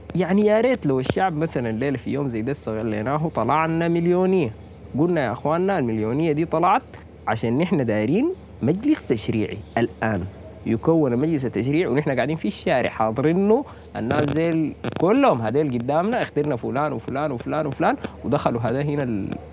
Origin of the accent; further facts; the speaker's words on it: Sudan; نحن كشعب سوداني